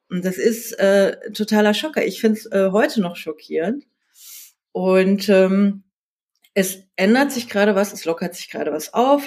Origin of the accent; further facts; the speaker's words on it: South Korea; now in Berlin, Germany; Ich bin in Südkorea geboren.